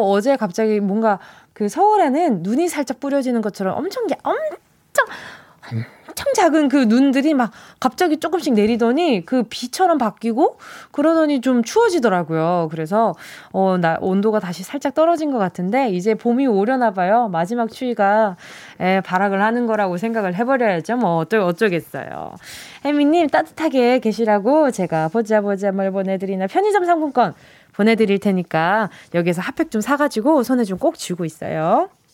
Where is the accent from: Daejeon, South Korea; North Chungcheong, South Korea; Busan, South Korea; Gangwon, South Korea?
Busan, South Korea; 저는 이렇게 부산에서 태어났으니까 네. 네. 태어난 곳은 기억이 안 나는데 아기 때부터 살던 거는 반여동이라는 곳이었어요. 음, 네, 부산에 해운대구 반여동